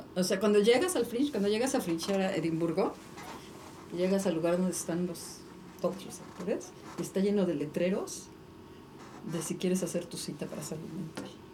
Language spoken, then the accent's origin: Spanish; Mexico; somos mexicanos